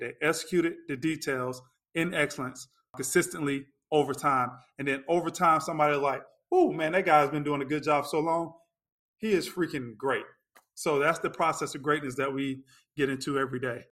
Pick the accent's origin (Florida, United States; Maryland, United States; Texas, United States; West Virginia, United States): Florida, United States; Lakeland; moved away as an adult; also born or lived in North Carolina / Chicago, Illinois; now in Orlando, United States; I grew up in Lakeland, Florida.